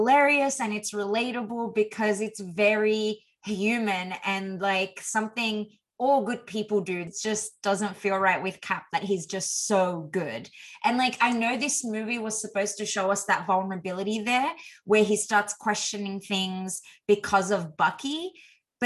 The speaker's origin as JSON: {"language": "English", "country": "Australia", "tie": "born or raised there", "said": "as an Aussie growing up"}